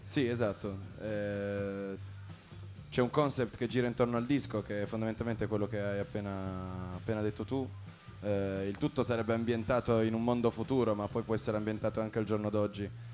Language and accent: Italian; Turin, Piedmont, Italy; Noi veniamo tutti da Torino, quindi pianura padana sconfinata